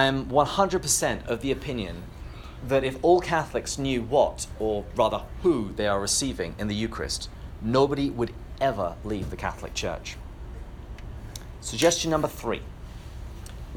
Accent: England, United Kingdom; I come from England, which is why I have this delightful accent.

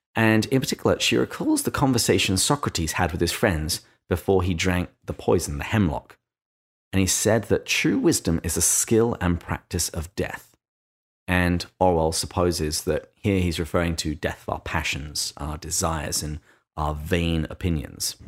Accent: England, United Kingdom; accent: English; in my English accent

